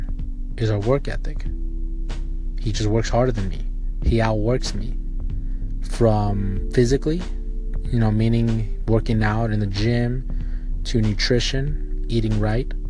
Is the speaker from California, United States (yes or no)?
yes; Palmdale, California, United States; I'm from Palmdale, California, so it's about an hour drive